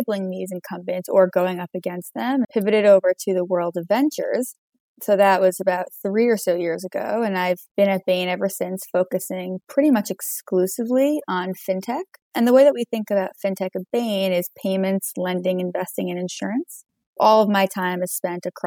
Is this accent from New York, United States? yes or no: yes; New York, United States; I grew up in New York, so have not strayed too far across the years